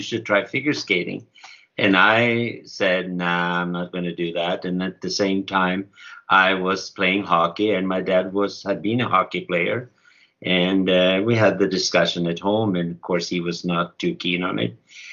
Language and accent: English; Sweden; I'm from Sweden